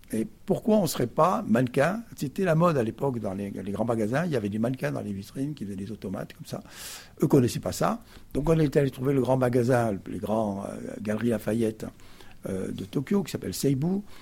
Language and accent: French; Perpignan, Occitania, France; moved away as an adult; also born or lived in Paris; je suis arrivé avec mes 3 ans dans cette ville du Sud, qui fait que je suis un fils du Sud